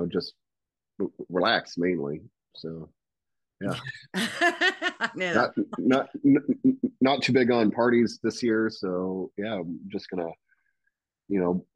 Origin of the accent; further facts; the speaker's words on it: near Louisville, Kentucky, Indiana, United States; moved away; I flew back home to Indiana